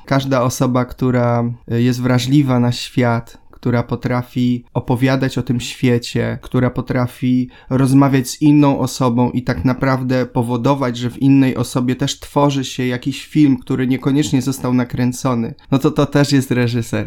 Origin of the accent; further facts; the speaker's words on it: Silesia and Zagłębie, Silesian Voivodeship, Poland; moved away as an adult; now in Gdynia, Poland; przyjechałem ze Śląska i z Zagłębia, tym co mnie tam wychowało